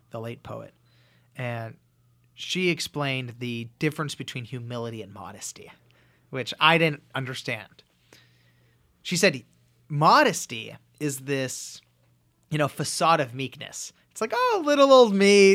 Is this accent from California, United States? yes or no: yes; Los Angeles, California, United States; I grew up in Los Angeles.